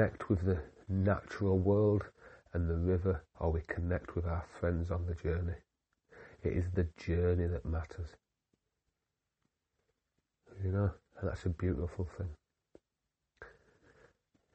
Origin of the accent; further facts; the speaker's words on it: Yorkshire and the Humber, United Kingdom; I am just a Yorkshireman